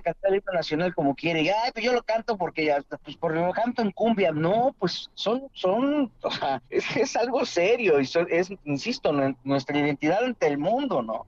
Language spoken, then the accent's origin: Spanish; Mexico